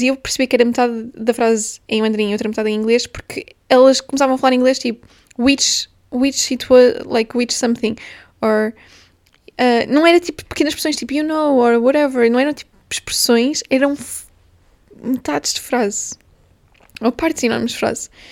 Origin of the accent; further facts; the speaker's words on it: Portugal; first language Portuguese; moved away as an adult; now in London, United Kingdom; Eu venho de Portugal, eu sou portuguesa